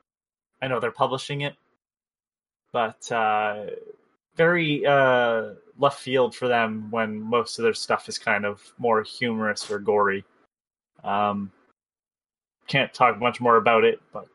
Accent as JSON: {"language": "English", "country": "Canada", "said": "I'm Canadian"}